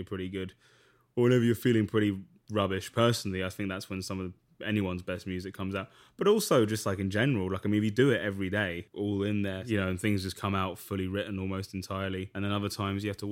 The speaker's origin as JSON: {"language": "English", "region": "London", "country": "United Kingdom", "tie": "born or raised there", "moved": "as an adult", "lives_now": "New York, United States", "said": "I grew up basically in Greater London, which is like, for that, it basically is the suburbs"}